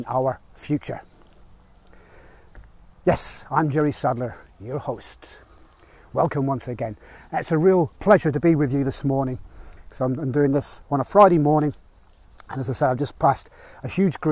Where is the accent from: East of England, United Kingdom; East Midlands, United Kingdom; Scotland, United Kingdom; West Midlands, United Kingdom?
West Midlands, United Kingdom; Rugby; here in my hometown of Rugby